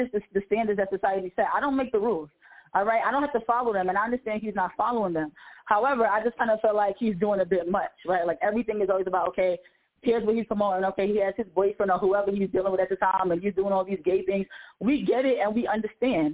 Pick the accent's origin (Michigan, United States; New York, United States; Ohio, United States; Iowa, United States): New York, United States; New York City; I'm from New York City